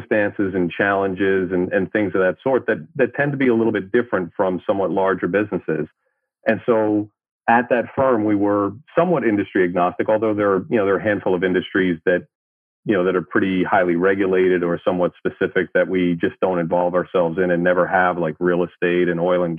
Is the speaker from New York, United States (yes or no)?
yes; New York City, New York, United States; moved away; also born or lived in California / Midwest; Born and raised in Brooklyn, New York. Spent most of my childhood and early life in New York City